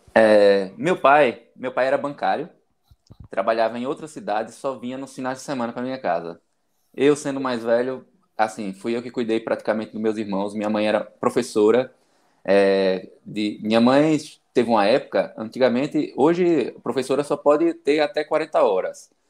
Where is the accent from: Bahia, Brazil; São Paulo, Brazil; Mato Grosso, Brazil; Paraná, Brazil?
Bahia, Brazil; interior of; also born or lived in Aracaju; Eu moro, eu sou do interior da Bahia, que fica 110 quilômetros da capital sergipana, Aracaju